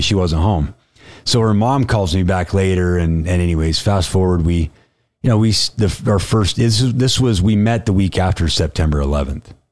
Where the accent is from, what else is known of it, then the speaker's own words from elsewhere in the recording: West Point, Utah, United States; I grew up in West Point, Utah.